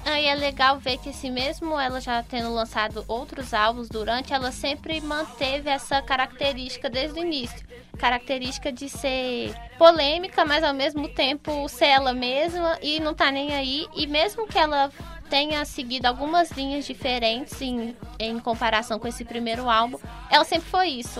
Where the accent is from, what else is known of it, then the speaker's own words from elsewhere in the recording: Brazil; a gente como brasileiro